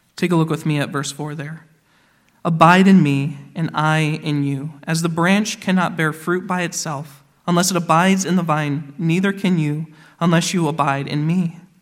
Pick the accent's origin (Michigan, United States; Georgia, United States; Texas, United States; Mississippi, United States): Michigan, United States; now in Indiana, United States; Where I grew up in Michigan, we had a number of orchards around